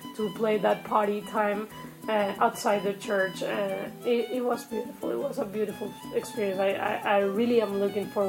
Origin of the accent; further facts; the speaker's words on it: Caracas, Capital District, Venezuela; moved away as an adult; now in United States; my hometown Caracas